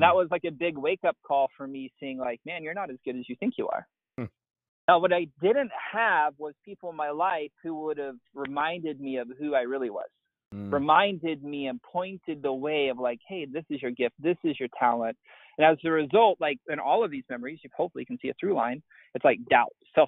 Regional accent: East Texas, United States; grew up just normal dude, like in East Texas, not that big of a deal

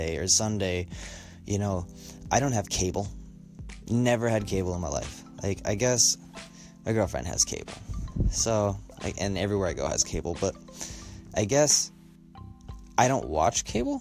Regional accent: Colorado, United States; I grew up in in Colorado

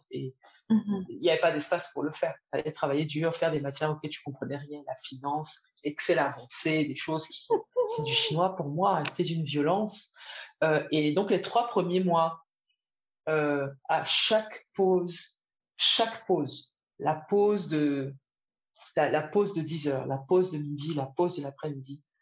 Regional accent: Côte d’Ivoire; moved away; Je venais d'une Côte d'Ivoire où, à l'époque, on rentrait encore à midi, manger à la maison et faire la sieste.

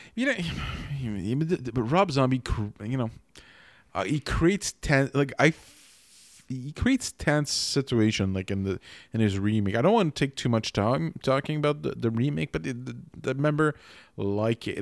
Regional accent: Quebec, Canada; first language French; English is a second language; in Quebec

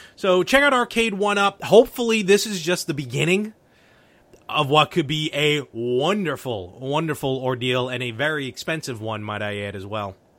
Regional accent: New York City, New York, United States; me and Anthony, we grew up in Brooklyn

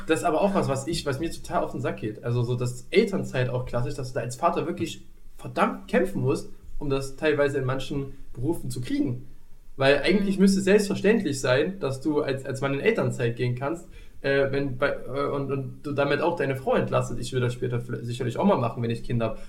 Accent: East Germany, Germany; ich bin ja ein Kind des Ostens

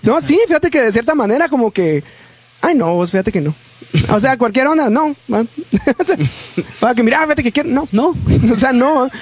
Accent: Guatemala; como somos los chapines

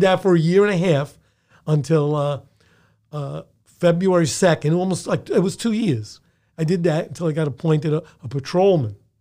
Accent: New York City, New York, United States; born in the Bronx, raised in the Bronx, schooled in the Bronx, had my first jobs in the Bronx

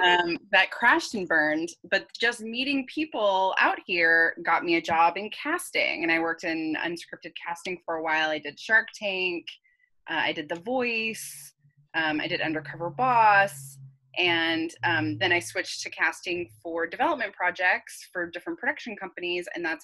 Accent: Texas, United States; now in Los Angeles, United States; I'm from Texas originally. I've been in LA for about 6 years. I'm a Gemini. I'm bisexual. I'm a former Mormon.

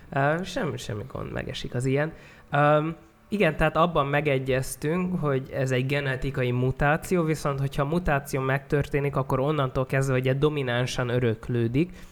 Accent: a small settlement near Szeged, Csongrád-Csanád, Hungary; egy kis településen nőttem fel

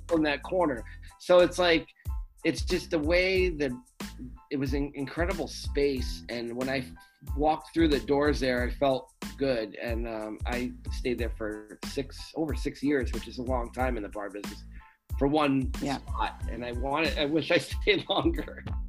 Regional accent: United States; also born or lived in Rhode Island; I grew up in Massachusetts and Rhode Island, so I was close to home

